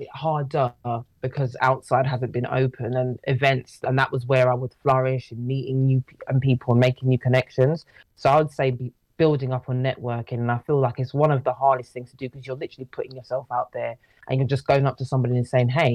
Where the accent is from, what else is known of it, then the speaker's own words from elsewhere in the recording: London, United Kingdom; We're both from London, Southeast London, to be exact